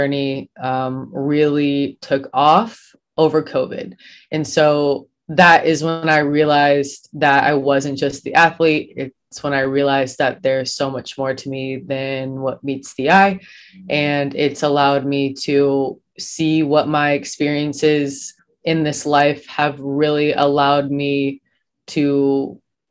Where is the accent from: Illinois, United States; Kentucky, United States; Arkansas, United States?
Illinois, United States; Bloomington; moved away as an adult; also born or lived in Ohio; I was born and raised in Bloomington, Illinois